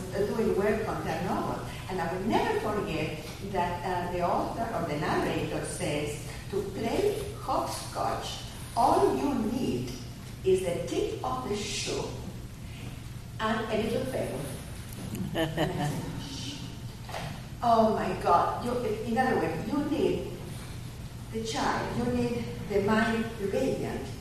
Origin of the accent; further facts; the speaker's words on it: Argentina; moved away; I'm from Argentina.